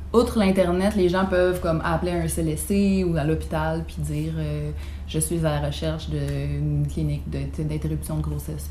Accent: Beauce, Quebec, Canada; je viens de la Beauce

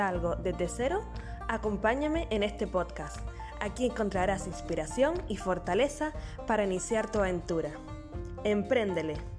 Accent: Canary Islands, Spain; nacida en Canarias

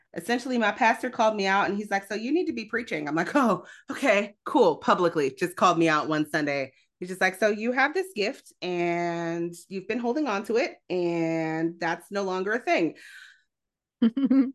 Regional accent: Illinois, United States; also born or lived in Grand Rapids, Michigan; now in Michigan, United States; the church I grew up in, I grew up in Illinois

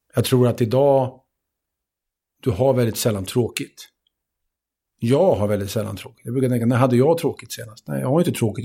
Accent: Sweden; jag är född i Sverige, och jag har svenska föräldrar

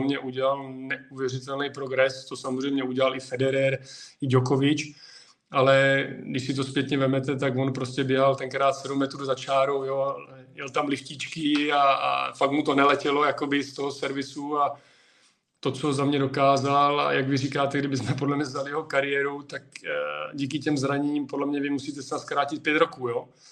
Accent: Přerov, Olomouc Region, Czechia; moved away; also born or lived in Prostějov; já jsem původem z Přerova, tam jsem se narodil

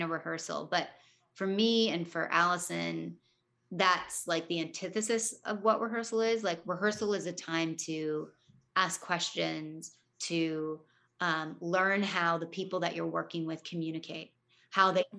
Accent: Toronto, Ontario, Canada; growing up in Toronto

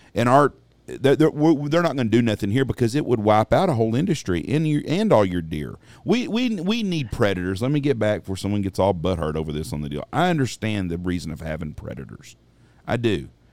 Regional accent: Wichita Falls, Texas, United States; when I was a little kid growing up in Wichita Falls, I was probably seven, eight years old

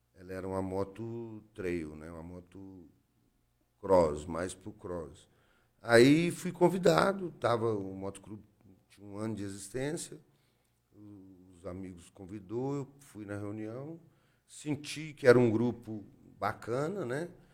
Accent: Jataí, Goiás, Brazil; moved away; also born or lived in Cuiabá; Eu sou natural de Jataí, sou filho de Jataí, nasci.

